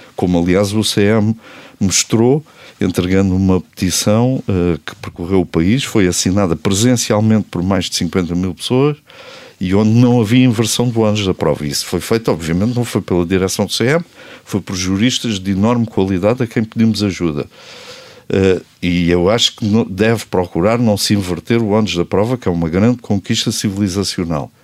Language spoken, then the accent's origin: Portuguese; Portugal; eu sou português até à medula